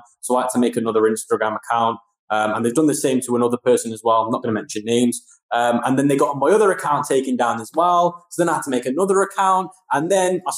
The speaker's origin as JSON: {"language": "English", "country": "United Kingdom", "said": "my home country, the UK"}